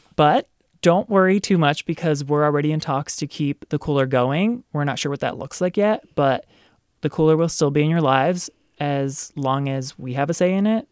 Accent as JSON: {"language": "English", "town": "Baltimore", "region": "Maryland", "country": "United States", "tie": "born or raised there", "moved": "as an adult", "lives_now": "San Francisco, United States", "said": "I grew up in Baltimore"}